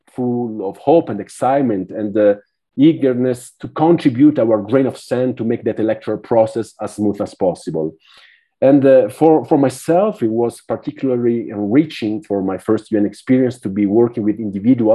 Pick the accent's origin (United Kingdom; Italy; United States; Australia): Italy; moved away as an adult; now in Villavicencio, Colombia; I'm from Italy